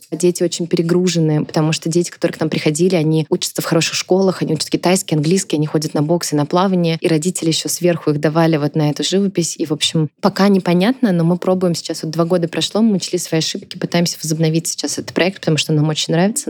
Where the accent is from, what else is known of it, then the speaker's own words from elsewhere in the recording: Tambov, Tambov Oblast, Russia; moved away; я из Тамбова сама